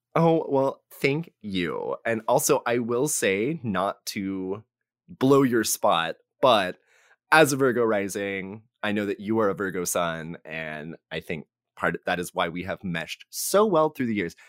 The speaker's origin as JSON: {"language": "English", "region": "North Texas", "country": "United States", "lives_now": "Austin, United States", "said": "I am from North Texas"}